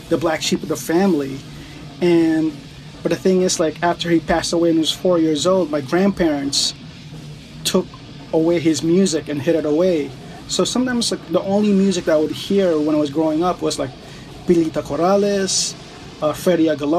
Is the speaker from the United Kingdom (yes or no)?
no; Philippines; also born or lived in New York City; now in United States; my background as like a Filipino